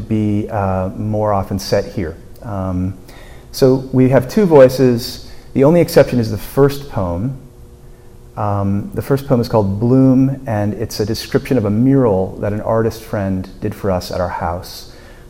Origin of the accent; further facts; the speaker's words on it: Burlington, Vermont, United States; I grew up in Burlington.